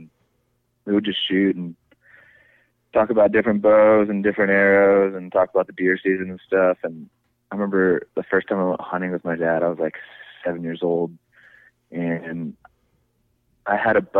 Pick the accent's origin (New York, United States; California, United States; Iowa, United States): Iowa, United States; I'm from Iowa.